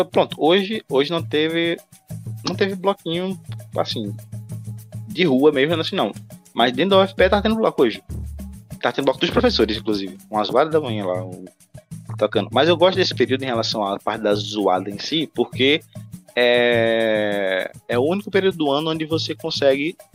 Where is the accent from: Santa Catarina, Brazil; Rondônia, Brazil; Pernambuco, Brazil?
Pernambuco, Brazil; Recife